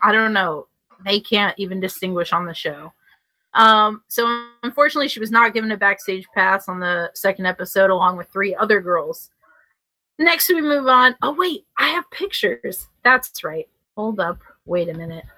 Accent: Chicago, Illinois, United States; moved away; also born or lived in Tennessee; me actually being from Chicago

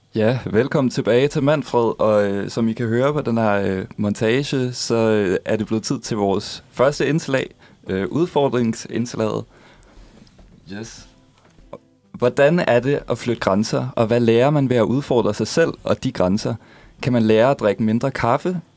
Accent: Funen, Southern Denmark, Denmark; now in Copenhagen, Denmark; jeg er Fynbo

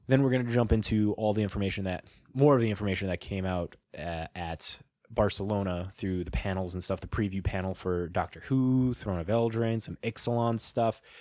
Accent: Midwest, United States; We're from the Midwest

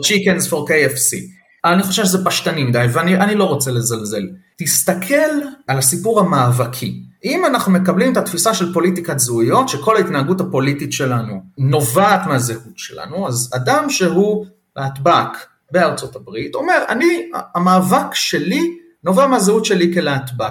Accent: Israel; לנו כישראלים

